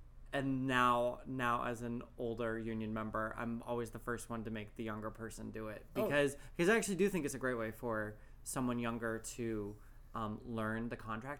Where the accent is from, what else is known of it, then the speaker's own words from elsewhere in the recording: Tustin, California, United States; moved away as an adult; also born or lived in New York City; now in West Hollywood, United States; I grew up in Orange County, just south of here, Disneyland. Not actually Disneyland, but Tustin, California